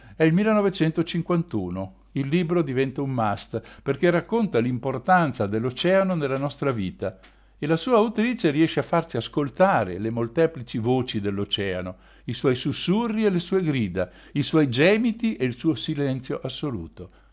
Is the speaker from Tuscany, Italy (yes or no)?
no; Trentino-Alto Adige, Italy; in un paese di campagna ai piedi delle montagne trentine